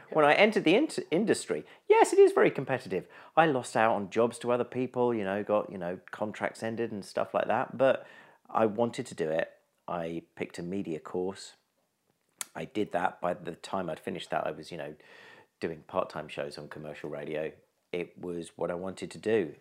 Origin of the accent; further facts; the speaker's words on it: East Sussex, South East England, United Kingdom; I grew up in East Sussex